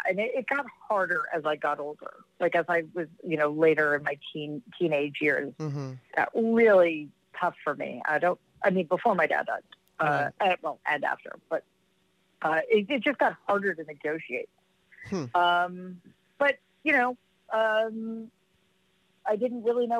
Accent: New York City, New York, United States; I grew up in Jamaica, Queens

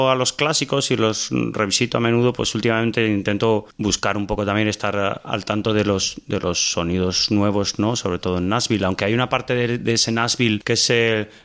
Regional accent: Salamanca, Castile and León, Spain; que somos de Salamanca

